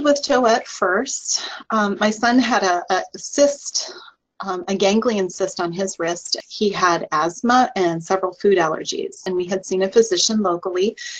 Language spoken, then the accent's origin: English; Iowa, United States; was born and raised in Iowa